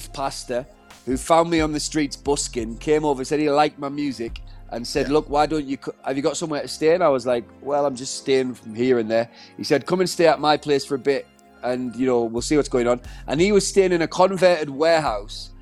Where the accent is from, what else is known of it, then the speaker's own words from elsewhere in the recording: Middlesbrough, North East England, United Kingdom; moved away; my hometown, which was Middlesbrough